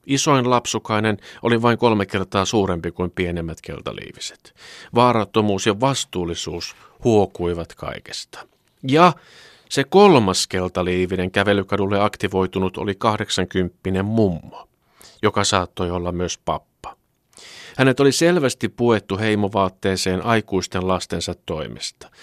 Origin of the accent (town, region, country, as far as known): Finland